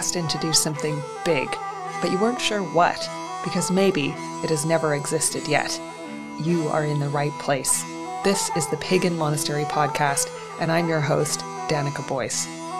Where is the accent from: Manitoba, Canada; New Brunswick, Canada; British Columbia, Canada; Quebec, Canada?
British Columbia, Canada; now I'm settled in northern British Columbia in my hometown, and I plan to be here for some time.